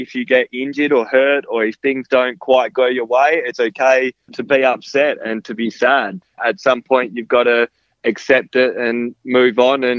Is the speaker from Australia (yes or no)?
yes; Kalgoorlie, Western Australia, Australia; now in Perth, Australia; I grew up in Kalgoorlie